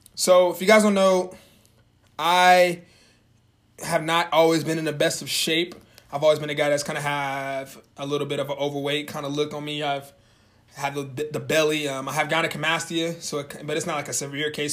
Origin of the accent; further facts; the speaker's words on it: Norman, Oklahoma, United States; moved away as an adult; now in Springfield, United States; moved from my hometown of Norman, Oklahoma, and I moved to my new town of Springfield, Missouri